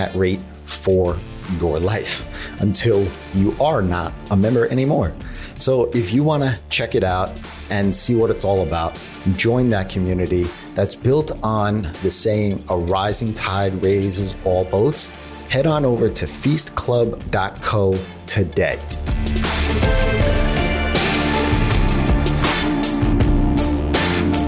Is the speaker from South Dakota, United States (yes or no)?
no; New York, United States; I'm a New Yorker